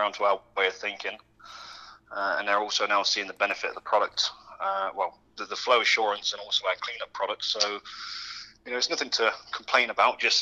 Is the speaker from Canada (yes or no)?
no; Worcester, West Midlands, United Kingdom; born or raised there; moved away as an adult; now in United States